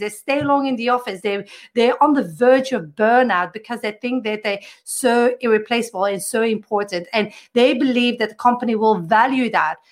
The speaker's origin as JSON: {"language": "English", "country": "Belgium", "said": "I come from Belgium."}